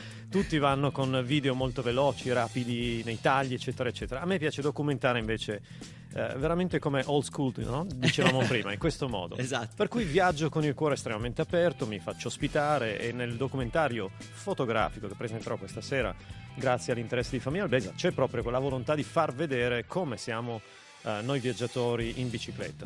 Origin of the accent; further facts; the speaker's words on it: Bra, Piedmont, Italy; sono anch'io di Bra originario